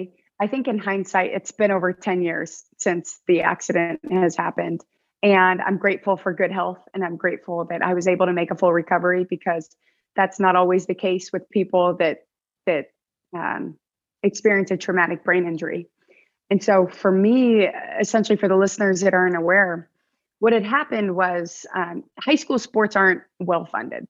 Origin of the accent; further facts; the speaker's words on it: United States; I'm a Filipino American